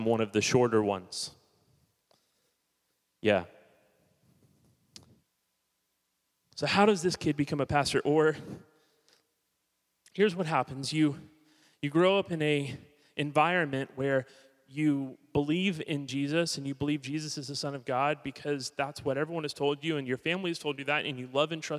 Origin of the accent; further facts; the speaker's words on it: Miami, Florida, United States; also born or lived in Hollywood, Florida; I was born in 1980 in Miami, Florida. I'm not Southern by any means. I'm a South Floridian.